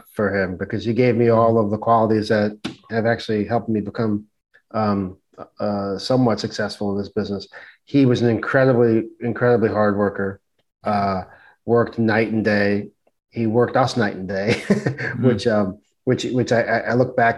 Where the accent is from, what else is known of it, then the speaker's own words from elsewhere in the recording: New York City, New York, United States; growing up in Brooklyn, on the streets of Brooklyn